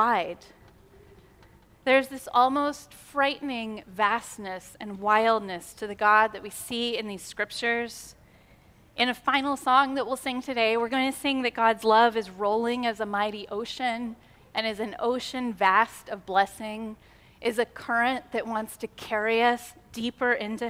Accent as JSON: {"language": "English", "country": "United States", "said": "American Christians, because we live in this individualist society"}